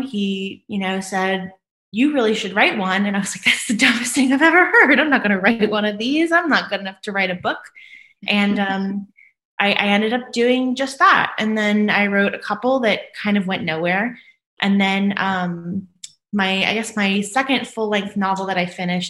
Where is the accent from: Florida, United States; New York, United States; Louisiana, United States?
Louisiana, United States; New Orleans; moved away; I'm from New Orleans, Louisiana originally, but I kind of travel a little bit all over the world now